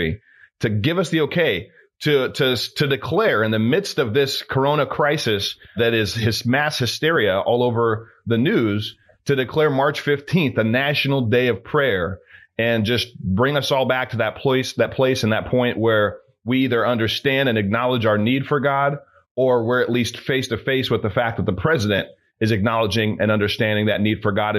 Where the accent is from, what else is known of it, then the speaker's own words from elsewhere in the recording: Northern California, United States; I was born and pretty much raised in California, Northern California